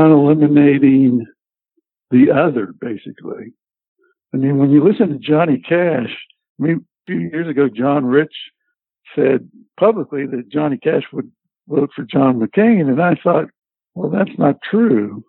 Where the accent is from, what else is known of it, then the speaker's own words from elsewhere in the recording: Southern California, United States; moved away as an adult; now in Nashville, United States; I lived in Southern California. I grew up in Southern California